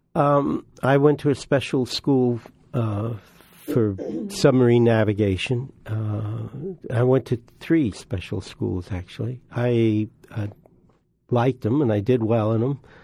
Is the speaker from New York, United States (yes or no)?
yes; New York, United States; we lived right by the, uh, Long Island Sound and, uh, also the Hellgate. My granddad was a great fisherman and we used to go every day to the ocean.